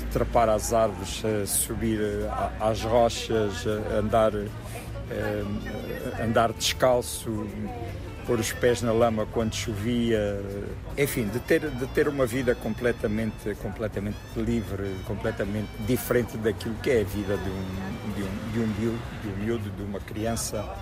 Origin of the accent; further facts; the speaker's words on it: Angola; moved away as an adult; now in Portugal; eu sou angolano, nasci aqui, quero, quero estar no meu país, quero viver aqui este período